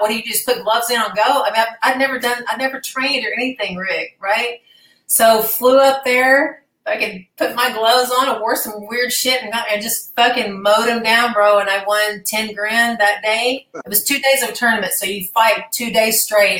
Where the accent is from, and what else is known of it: Arkansas, United States; moved away as an adult; also born or lived in Dallas, Texas